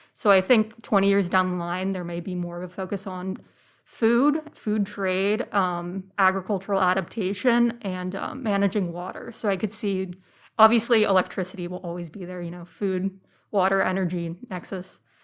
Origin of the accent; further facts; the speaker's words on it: Phoenix, Arizona, United States; I grew up in the suburbs of Phoenix, Arizona